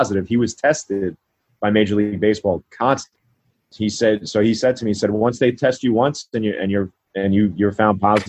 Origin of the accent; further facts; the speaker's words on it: New York, United States; I'm born and raised in New York.